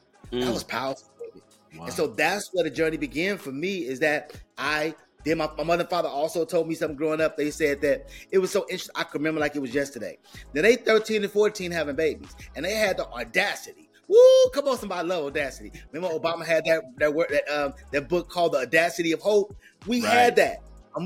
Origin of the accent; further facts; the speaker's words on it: Chicago, Illinois, United States; moved away as an adult; also born or lived in Carbondale, Illinois; I was able to get far away from my hometown